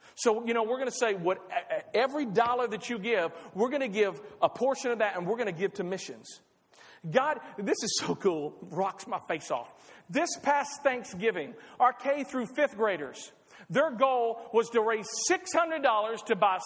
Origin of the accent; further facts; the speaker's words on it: Clarksville, Tennessee, United States; I'm from Clarksville